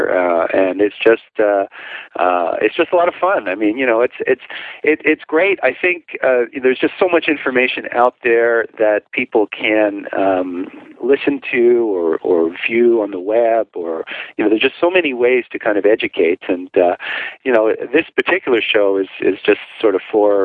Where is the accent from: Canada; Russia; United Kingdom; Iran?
Canada; now in New York City, United States; I'm originally from Canada, so I don't think any day is really that cold because I've experienced real cold